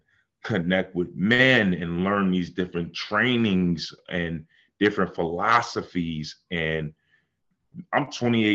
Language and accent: English; Buffalo, New York, United States; now in Atlanta, United States; I'm from Buffalo